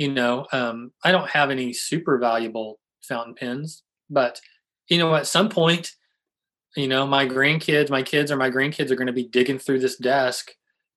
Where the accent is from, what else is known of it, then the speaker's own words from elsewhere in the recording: St. Louis, Missouri, United States; I'm from St. Louis